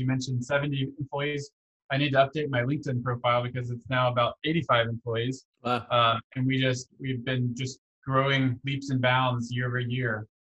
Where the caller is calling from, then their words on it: Houston, Texas, United States; my bedroom in Houston, Texas.